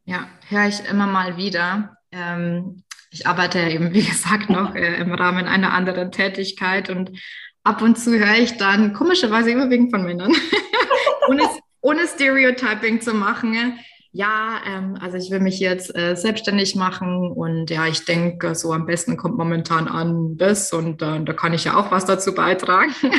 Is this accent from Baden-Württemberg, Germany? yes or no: yes; Baden-Württemberg, Germany; accent: Badisch; meinem badischen Dialekt